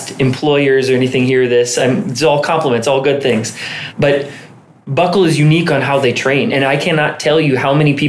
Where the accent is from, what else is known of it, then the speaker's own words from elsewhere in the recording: Alexandria, Minnesota, United States; now in Lake Elmo, United States; I'm from Alexandria, Minnesota